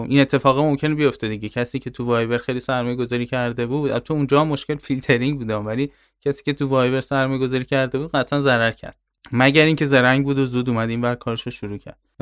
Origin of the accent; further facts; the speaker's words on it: Tehran, Tehran Province, Iran; من تهران به دنیا آمدم